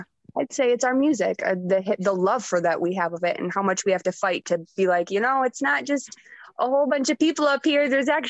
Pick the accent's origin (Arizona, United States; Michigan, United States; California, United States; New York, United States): Michigan, United States; Grand Rapids; I grew up in Grand Rapids, which is like a half of Detroit, right? You still got a ton of stuff Detroit has. It's just like half the size. So I grew up in Grand Rapids.